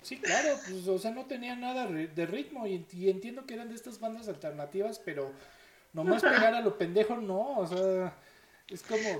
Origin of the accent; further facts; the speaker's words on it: Mexico; como buenos mexicanos